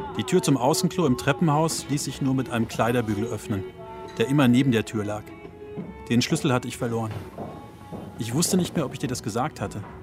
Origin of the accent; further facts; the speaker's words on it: a village in southern Germany, Germany; moved away; also born or lived in Berlin; Ein Haufen junger Männer auf einem Dorf in Süddeutschland